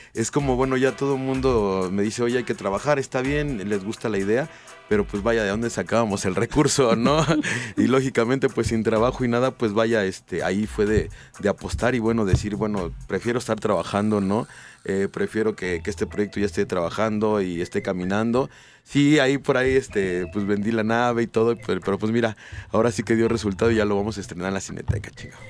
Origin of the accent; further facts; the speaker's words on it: Mexico City, Mexico; Yo soy de la San Felipe Jesús